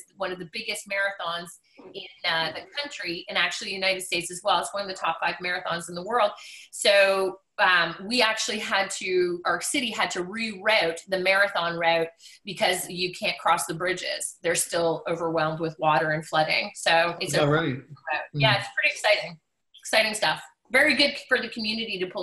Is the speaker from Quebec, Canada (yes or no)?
yes; Montreal, Quebec, Canada; now in Ottawa, Canada; I'm born and raised in Montreal, Quebec.